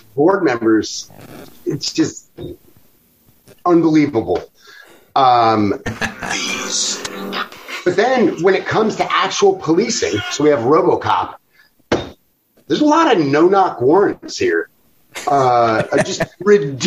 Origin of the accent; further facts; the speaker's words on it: Chicago, Illinois, United States; I am from Chicago